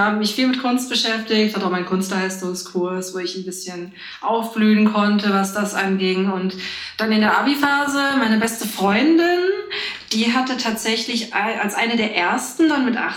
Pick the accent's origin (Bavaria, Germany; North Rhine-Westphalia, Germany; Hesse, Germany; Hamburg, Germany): Hesse, Germany; Frankfurt; also born or lived in Bad Homburg / Wiesbaden; Geboren bin ich in Frankfurt. Und ja, also ich arbeite jetzt auch schon seit zwei Jahren in Frankfurt. Angefangen habe ich in Bad Homburg, wo ich auch zur Schule gegangen bin. Dann war ich eine Zeit lang in Wiesbaden, aber basically alles im Umkreis von meiner Heimat.